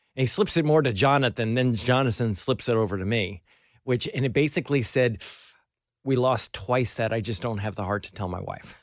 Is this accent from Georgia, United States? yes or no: no; Albany, New York, United States; moved away; I grew up around Albany